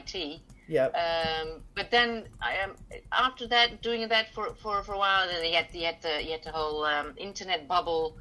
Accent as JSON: {"language": "English", "town": "Hoofddorp", "region": "North Holland", "country": "Netherlands", "tie": "born or raised there", "said": "I grew up in Hoofddorp"}